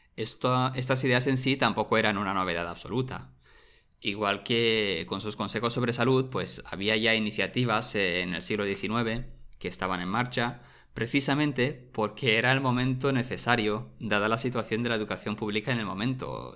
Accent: Romania; moved away; Yo recuerdo cuando era pequeño en mi pueblo de Rumanía

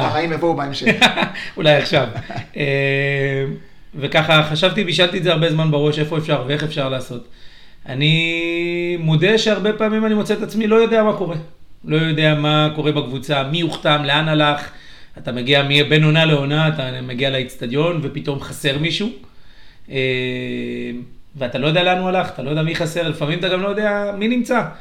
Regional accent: Katzrin, Northern District, Israel; now in Yavne, Israel; הגעתי ליבנה כי זה האמצע, אני במקור מקצרין, אשתי מאילת, רחוקה.

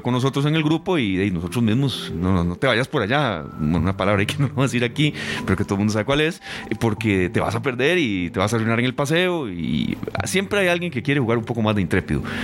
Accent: Costa Rica; uno de los lugares que más me ha gustado a mí eh, de estar en mi país es el Chirripó

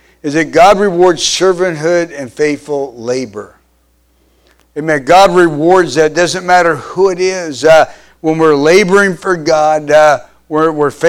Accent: Kansas, United States; I grew up in Kansas

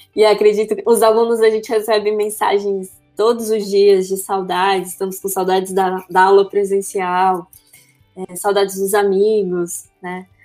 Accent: Brasília, Federal District, Brazil; eu sou de Brasília

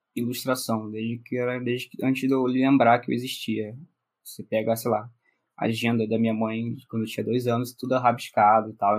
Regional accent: Rio de Janeiro, Brazil; Nasci no Rio de Janeiro, Carioca da Gema mesmo

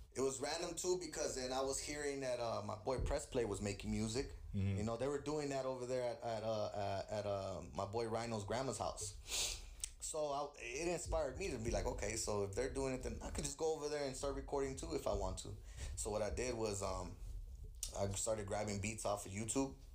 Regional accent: California, United States; also born or lived in Queens, New York; I was born in the East Coast, raised in the West

